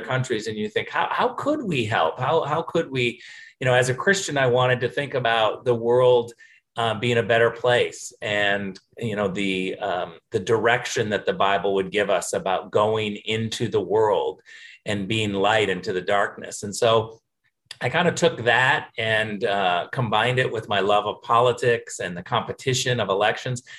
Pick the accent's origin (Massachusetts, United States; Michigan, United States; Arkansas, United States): Michigan, United States; also born or lived in California; I was born in Western Michigan, grew up in Michigan, and uh, spent some of my elementary school time in California. My parents kind of moved back and forth between California and Michigan.